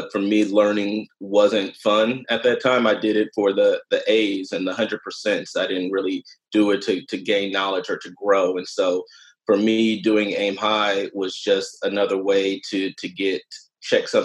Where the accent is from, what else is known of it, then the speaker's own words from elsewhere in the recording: San Francisco, California, United States; I grew up in the Bayview Hunters Point neighborhood, very tight-knit community